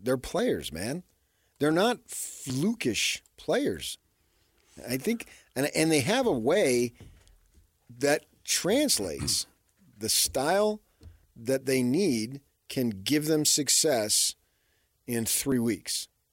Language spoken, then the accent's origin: English; New Jersey, United States; growing up in New Jersey